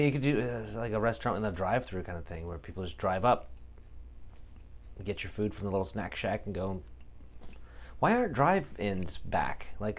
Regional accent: Pacific Northwest, United States; Growing up in the Northwest, this is always a problem.

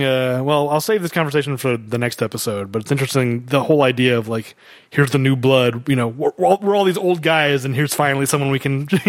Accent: United States; I'm an American.

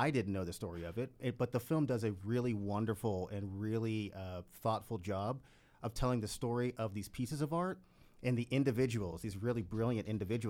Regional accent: Texas, United States; I'm from Texas

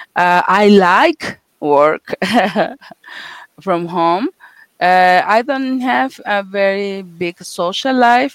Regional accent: Mexico City, Mexico; also born or lived in Russia; I'm from Mexico, Mexico City

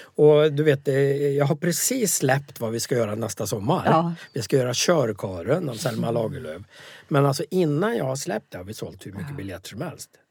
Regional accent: Värmland, Sweden; also born or lived in Västerbotten (Southern Sami area); Sen råkar jag ha bott i Värmland sedan jag var sju år så att jag är ju också värmlänning

